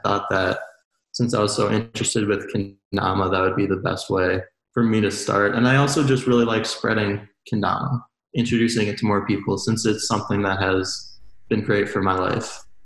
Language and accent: English; Excelsior, Minnesota, United States; I'm from uh, Minnesota, from Excelsior, it's like like half an hour west of the Twin Cities.